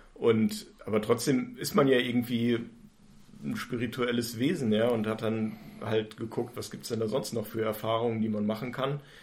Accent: Germany; ich komme auch aus Raden

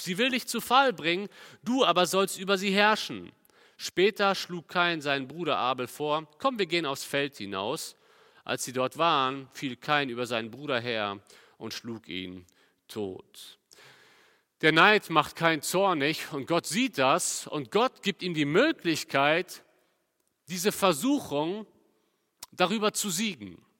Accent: Cologne, North Rhine-Westphalia, Germany; Bei uns in Köln

